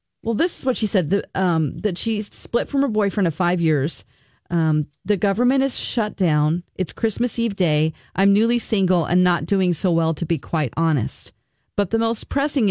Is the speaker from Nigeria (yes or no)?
no; the South, United States; moved away; I'm from the South.